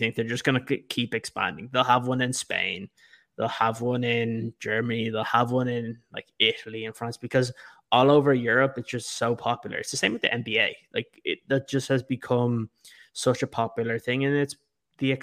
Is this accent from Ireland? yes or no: yes; Dublin, Leinster, Ireland; growing up in Dublin, you wouldn't see many jerseys around